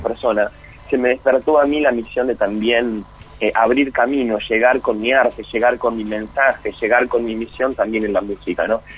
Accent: Argentina; Yo soy, bueno, argentino, vivo en esta, en esta sociedad maravillosa

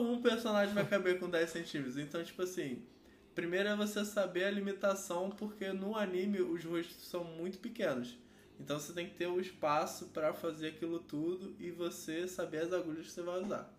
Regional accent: Rio de Janeiro, Brazil; sou do Rio de Janeiro

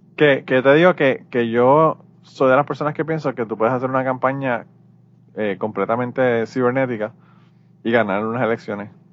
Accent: Puerto Rico; now in United States

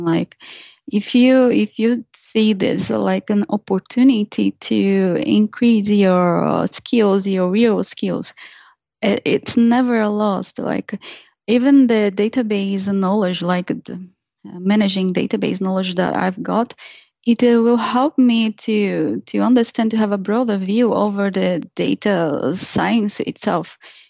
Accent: Brazil; moved away as an adult; When I was in Brazil, I was a DBA.

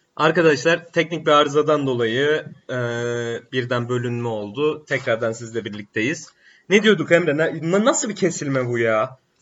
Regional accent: Black Sea Region, Turkey; bir Karadenizli olarak

